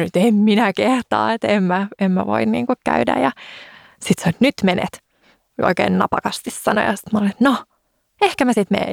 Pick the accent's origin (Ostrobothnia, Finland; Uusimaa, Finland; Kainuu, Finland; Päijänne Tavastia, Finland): Uusimaa, Finland; Helsinki; Mähän oon siis Helsingistä